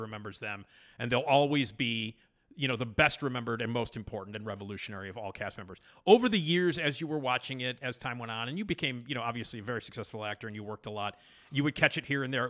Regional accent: Chicago, Illinois, United States; I'm from Chicago

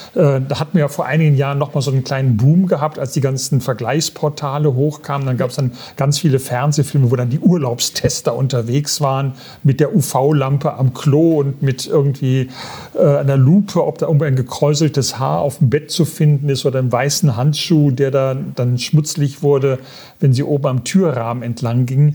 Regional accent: Aachen, North Rhine-Westphalia, Germany; wir sind beide Öscherjong

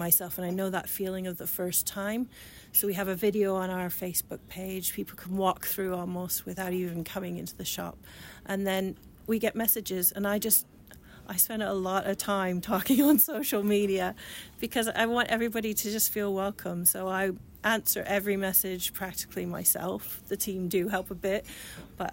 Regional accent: Canada; accent: Canadian or Irish; moved away as an adult; also born or lived in Jarrow, England / England; now in Ipswich, United Kingdom; I was born in Jarrow. So I'm Geordie, then went to Canada when I was six. But I've been in England for 20 years now. So yes, I still sound Canadian or Irish or whatever people think I sound.

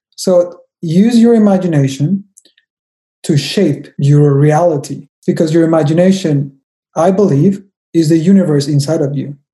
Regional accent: Mexico; I am from Mexico, I'm a Mexican

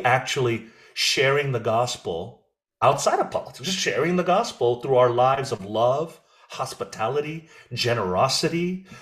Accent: United States; I'm American, but I'm not American. I'm like this hyphenated, I'm a Korean hyphen American

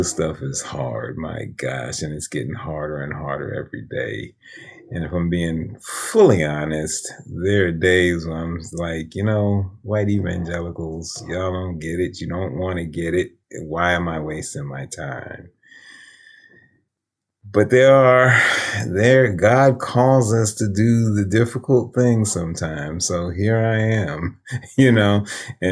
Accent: New York City, New York, United States; moved away as an adult; also born or lived in Chicago; I grew up in East Harlem

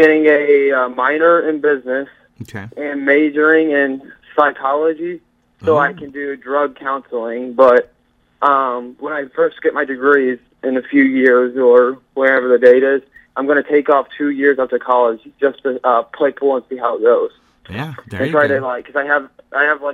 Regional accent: Centralia, Illinois, United States; I was born in Centralia

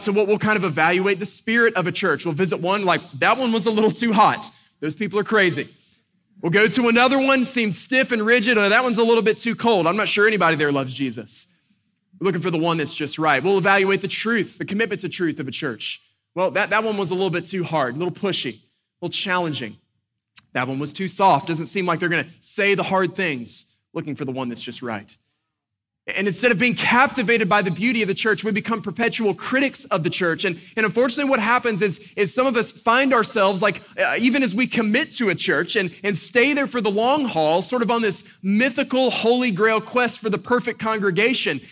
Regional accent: Boone, North Carolina, United States; growing up in Western North Carolina, a little town called Boone, I grew up just a few minutes uh, from the Blue Ridge Parkway

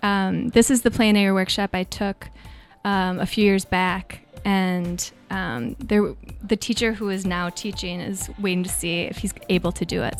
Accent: Minnesota, United States; now in San Francisco, United States; growing up in Minnesota

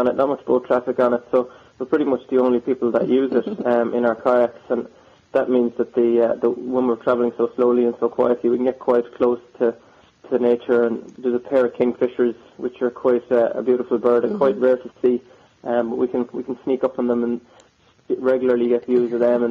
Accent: Killaloe, Munster, Ireland; my hometown of Killaloe in County Clare

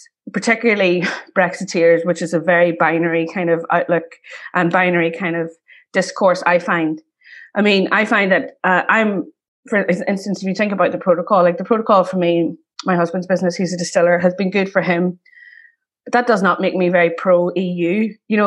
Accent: South Armagh, Northern Ireland, United Kingdom; also born or lived in Ballymun, Dublin; I grew up in around South Armagh

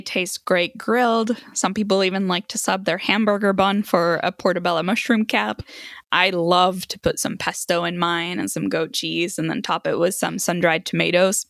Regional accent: Sweden; now in United States; I grew up in Sweden

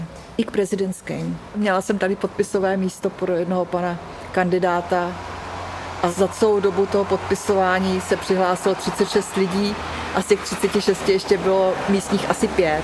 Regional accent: Jirkov, Ústí nad Labem Region, Czechia; now in Vejprty, Czech Republic; pocházím původně z Podkrušnohoří, z městečka Jirkov.

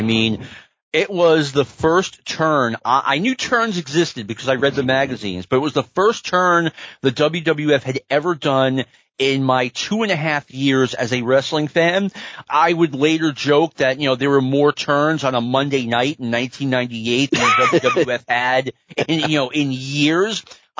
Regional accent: New York, United States; I'm from New York

